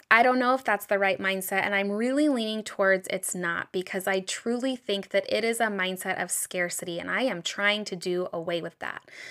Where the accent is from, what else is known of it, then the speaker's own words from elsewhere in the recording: United States; growing up in the United States